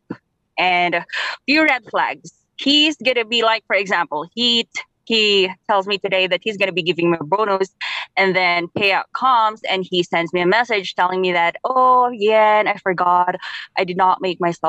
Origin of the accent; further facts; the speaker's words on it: Nueva Vizcaya, Cagayan Valley, Philippines; I'm from Nova Vizcaya